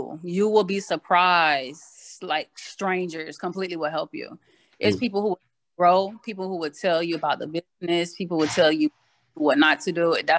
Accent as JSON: {"language": "English", "town": "Miami", "region": "Florida", "country": "United States", "tie": "born or raised there", "moved": "as an adult", "lives_now": "Atlanta, United States", "said": "I'm based out of Miami, Florida, born and raised in Miami, Florida. Been in Atlanta for like 6 years now."}